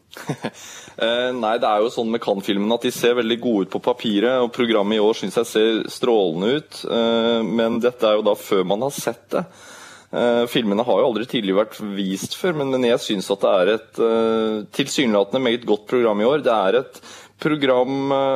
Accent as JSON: {"language": "Norwegian", "country": "Norway", "said": "vi som nordmenn"}